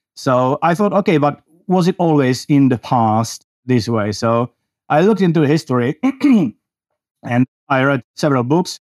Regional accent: Czechia; I come from the Czech Republic in Central Europe

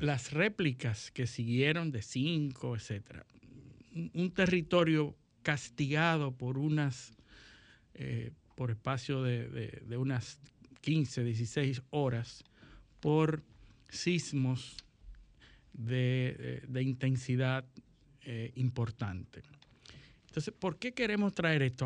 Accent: Dominican Republic; los que somos liceístas y dominicanos

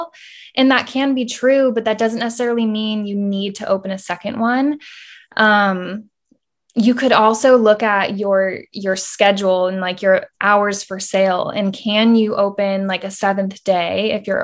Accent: Austin, Texas, United States; I'm from Austin, Texas

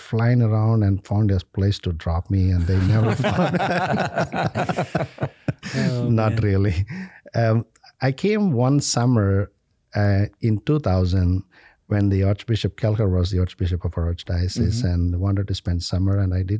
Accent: India; English is a second language; and the confirmation on the same day by an archbishop of our native home diocese in India.

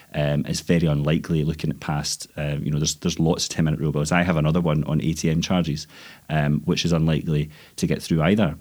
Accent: Scotland, United Kingdom; as a Scottish M P

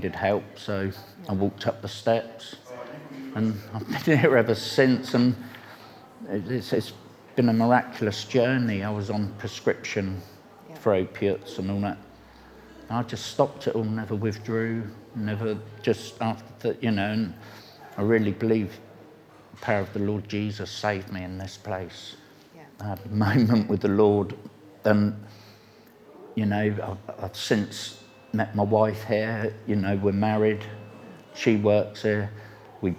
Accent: Reading, South East England, United Kingdom; I grew up in Reading. When I was a child, we used to call it the Irish Road

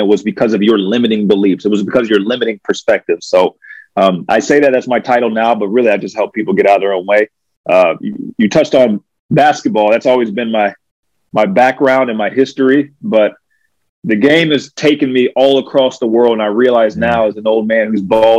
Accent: Alexandria, Virginia, United States; born there; also born or lived in Maryland / Pennsylvania / New York; I was born in Alexandria, Virginia. My dad had just gotten a job with Kraft Foods, which is now Kraft Heinz. So we moved like every 3 years.

